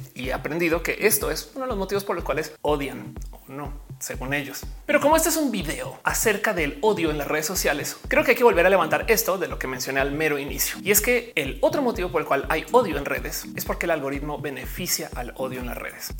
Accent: Colombia; moved away; también soy colombiana

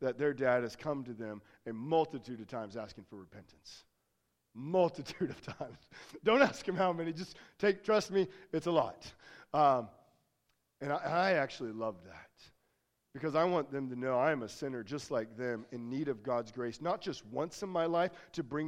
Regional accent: United States; accent: American; Always had a very heavy American accent

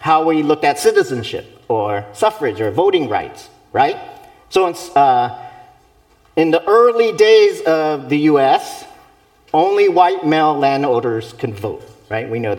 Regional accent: United States; I was born here, I'm American

